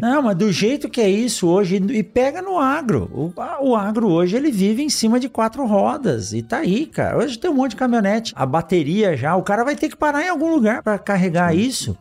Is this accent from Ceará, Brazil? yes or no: no; São Paulo, Brazil; lá em São Paulo, onde meus pais moram ainda hoje, onde eu fui criado